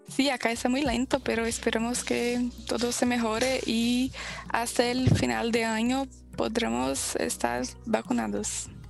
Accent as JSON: {"language": "Spanish", "town": "Belo Horizonte", "region": "Minas Gerais", "country": "Brazil", "second_language": "Spanish", "said": "Soy de Brasil y hablo de Belo Horizonte, Minas Gerais"}